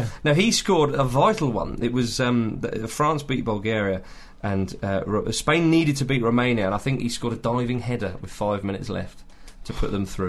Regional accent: England, United Kingdom; moved away; also born or lived in Scotland; I was living in Scotland at the time, and of course, being English

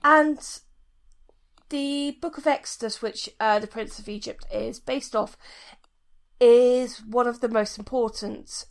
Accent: United Kingdom; me being British

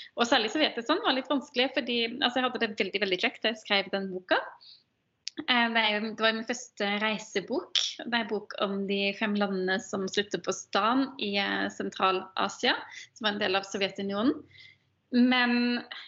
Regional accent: Ølen, Rogaland, Norway; moved away; jeg ble født og oppvokst i Ølen kommune, som er en del av Hordaland.

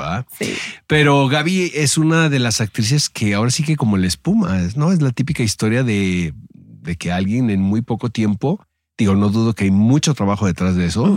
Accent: northern Mexico, Mexico; now in Mexico City, Mexico; Yo la verdad que soy súper norteño

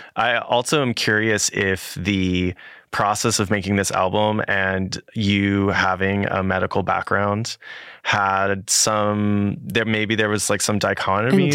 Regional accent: California, United States; I'm from California

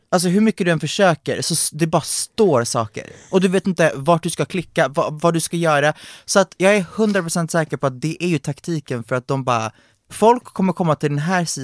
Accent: Hungary; jag, är från Ungern men vi åker till Rumänien.

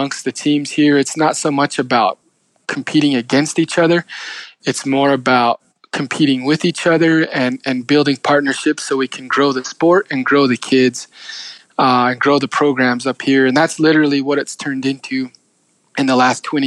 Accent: Page, Arizona, United States; moved away as an adult; now in Chinle, United States; I was from Page

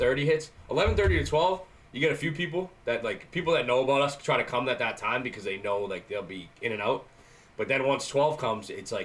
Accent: Canton, Massachusetts, United States; I grew up in Blue Hills. In Canton

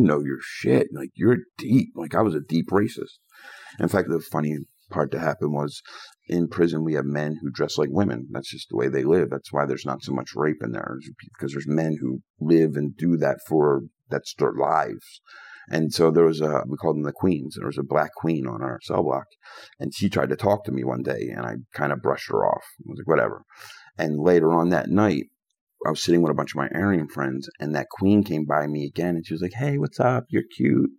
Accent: Philadelphia, Pennsylvania, United States; I grew up in Philly playing these games my whole life

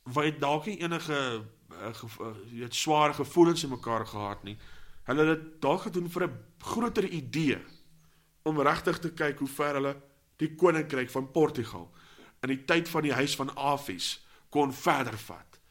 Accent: South Africa

